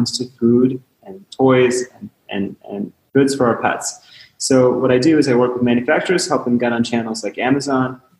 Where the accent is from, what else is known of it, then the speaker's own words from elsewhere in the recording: Chicago, Illinois, United States; I was born and raised in Chicago